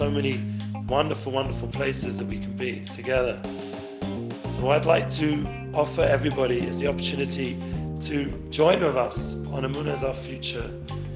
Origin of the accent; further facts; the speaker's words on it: London, United Kingdom; now in Israel; I grew up in London.